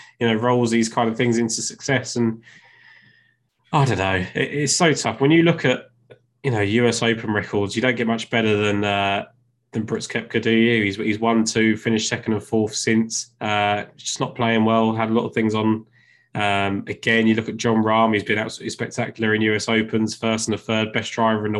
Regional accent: England, United Kingdom; I'm English

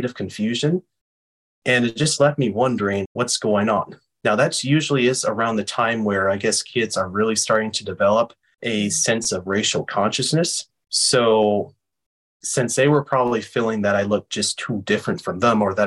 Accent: Berkeley, California, United States; my hometown of Berkeley, California

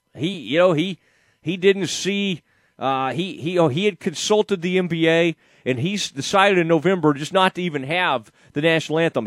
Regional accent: Kaufman, Texas, United States; I grew up in Kauffman, Texas

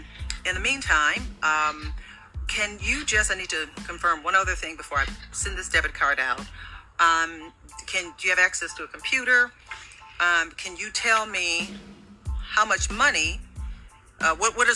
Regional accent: Michigan, United States; Michigan, my home state

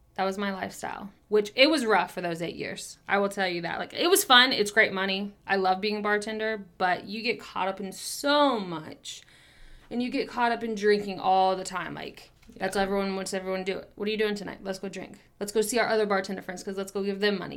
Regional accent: Kansas City, United States; I was born and raised in Kansas City, have been here my whole entire life

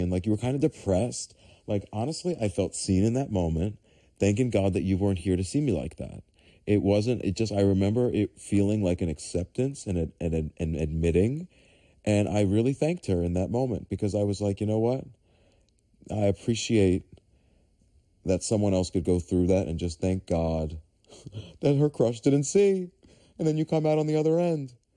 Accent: New York City, New York, United States; I grew up in New York City, in Staten Island

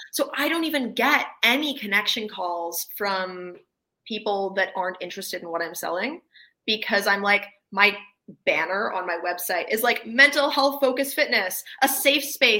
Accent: Canada; I'm Canadian

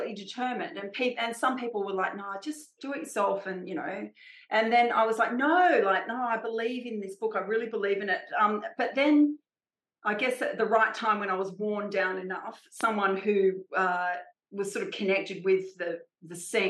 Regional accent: Australia; I'm Australian

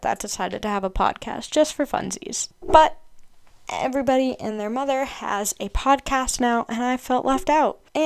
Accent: Massachusetts, United States; I'm from Massachusetts in the United States

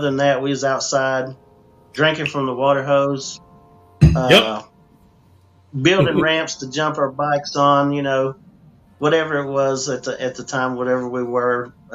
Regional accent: United States; also born or lived in Mount Clemens, Michigan; I was born in Mount Clemens, Michigan, moved into the Smoky Mountains in the late 70s, and I grew up here as a country boy.

